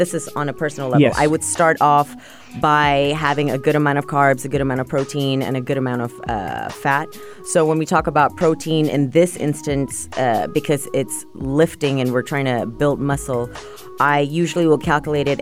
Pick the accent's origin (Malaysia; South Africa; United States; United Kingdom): Malaysia; moved away; I was born and raised in Malaysia